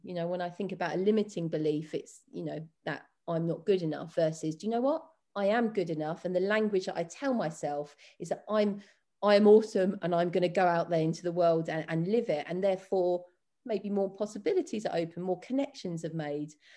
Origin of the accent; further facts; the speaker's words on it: London, United Kingdom; also born or lived in Windsor; now in Cornwall, United Kingdom; I'm from West London originally to then go and live in, in Windsor for fourteen years